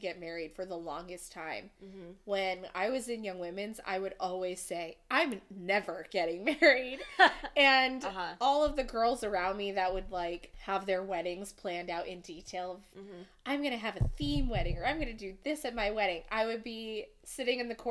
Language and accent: English; New Hampshire, United States; she and I grew up together in New Hampshire